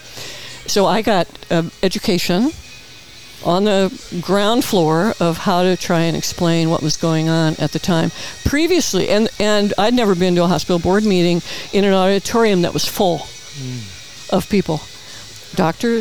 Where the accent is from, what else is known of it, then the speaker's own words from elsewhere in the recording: Peoria, Illinois, United States; moved away as an adult; now in Palm Springs, United States; in the Midwest, you know, I was born and raised there